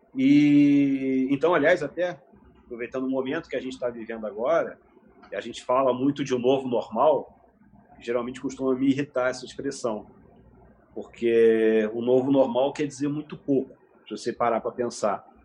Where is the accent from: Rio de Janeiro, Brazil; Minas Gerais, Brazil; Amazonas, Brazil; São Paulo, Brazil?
Rio de Janeiro, Brazil; Nova Friburgo; Eu nasci no Rio de Janeiro, vim para Friburgo aos 4 anos de idade